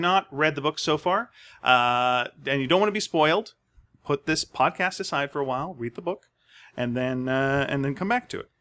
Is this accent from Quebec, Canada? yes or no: yes; Montreal, Quebec, Canada; I was raised in Montreal